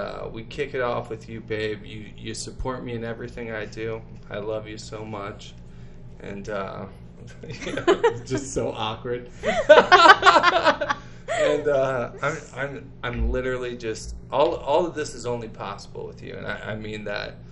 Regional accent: Detroit, Michigan, United States; one boy from South Detroit

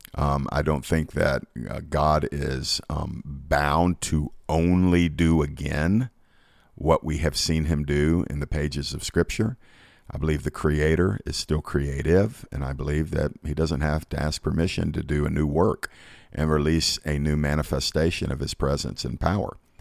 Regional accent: Georgia, United States; here in my home state of Georgia

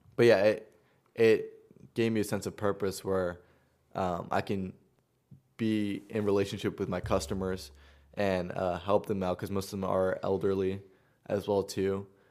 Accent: Long Island, New York, United States; moved away; also born or lived in Queens; I grew up in Long Island

